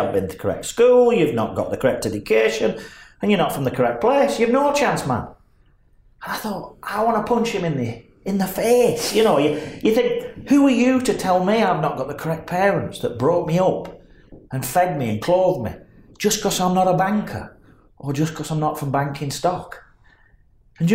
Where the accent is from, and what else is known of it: Burnley, North West England, United Kingdom